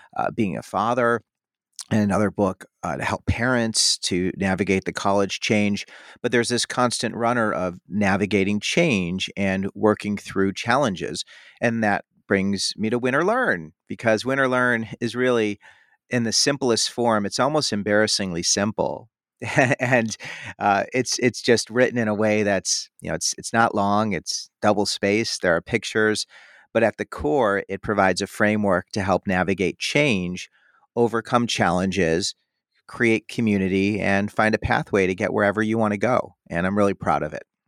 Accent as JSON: {"language": "English", "town": "Chicago", "region": "Illinois", "country": "United States", "also_born_or_lived": "Madison, Wisconsin / Indiana", "said": "I'm from the Chicago area."}